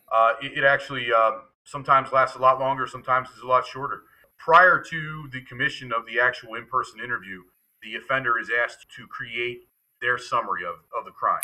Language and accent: English; York, Pennsylvania, United States; in my hometown in York